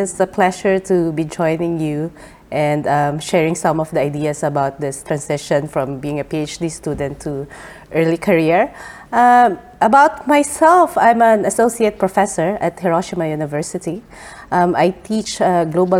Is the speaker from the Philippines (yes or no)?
yes; Philippines; moved away as an adult; also born or lived in Australia; now in Japan; I'm originally from the Philippines.